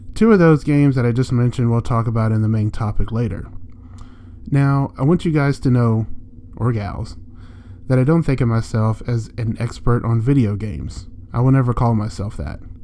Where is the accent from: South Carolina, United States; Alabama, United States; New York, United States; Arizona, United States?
Alabama, United States; Jasper; I'm from Jasper, Alabama